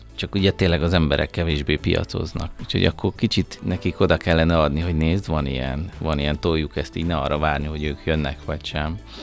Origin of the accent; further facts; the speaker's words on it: Budapest, Hungary; én Pesti vagyok, én budapesti vagyok